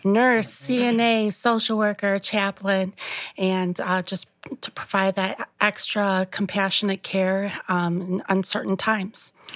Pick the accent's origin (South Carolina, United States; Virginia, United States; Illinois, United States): Illinois, United States; La Grange; I grew up here in the Chicagoland area, um, in LaGrange. It's, it's, um, southwest suburb of Chicago. And I've lived here my whole